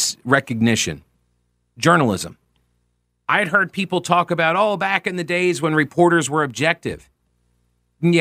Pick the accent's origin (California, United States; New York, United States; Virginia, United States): New York, United States; Long Island; I grew up in New York, but it was Long Island